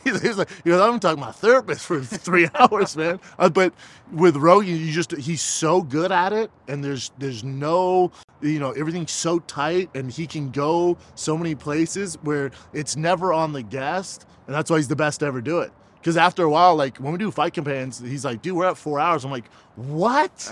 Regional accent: Aurora, Colorado, United States; from Aurora, Colorado, my hometown.

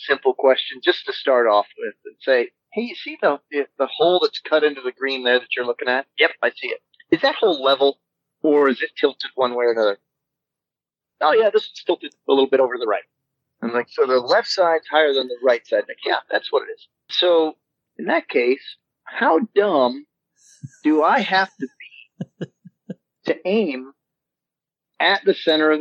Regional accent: hometown of Tony Stewart, Indiana, United States; my hometown, the hometown of one Mr. Tony

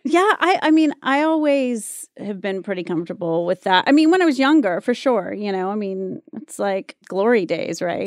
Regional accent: Wilmington, North Carolina, United States; also born or lived in Mississippi / Germany; I was born in Mississippi, uh, spent some time in Germany when I was really little, and then I grew up in North Carolina

